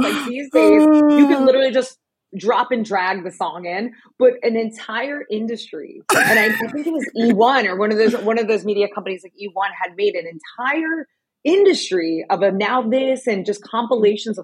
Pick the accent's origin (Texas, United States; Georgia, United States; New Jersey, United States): New Jersey, United States; moved away as an adult; also born or lived in New York City; now in Los Angeles, United States; I'm from the great state of New Jersey